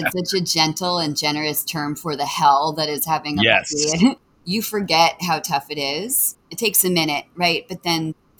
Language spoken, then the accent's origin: English; Montclair, New Jersey, United States; moved away as an adult; also born or lived in New York City, New York; now in Boston, United States; Born in New York at Mount Sinai and grew up in Montclair.